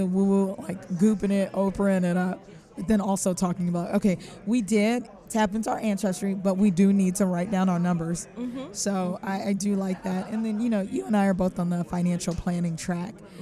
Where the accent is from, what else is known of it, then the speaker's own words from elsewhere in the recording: California, United States; now in Philadelphia, United States; I'm from California originally